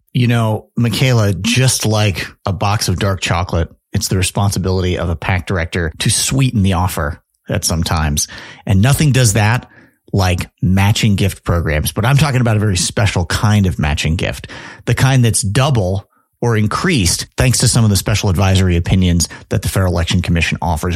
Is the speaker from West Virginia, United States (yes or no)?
no; Chicago, Illinois, United States; I'm from Chicago